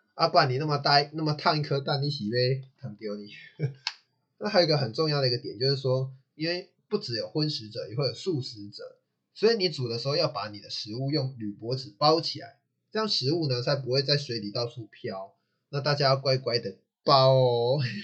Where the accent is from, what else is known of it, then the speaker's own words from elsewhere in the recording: Taichung, Taiwan; 我还是适合台中，因为我就是台中长大的